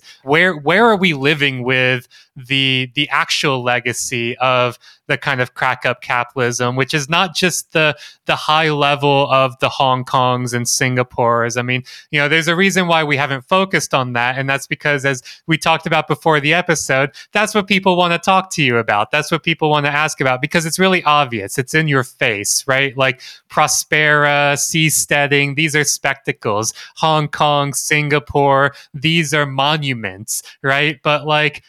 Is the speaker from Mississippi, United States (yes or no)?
yes; Gulf Coast of Mississippi, United States; I was born in the Gulf Coast of Mississippi.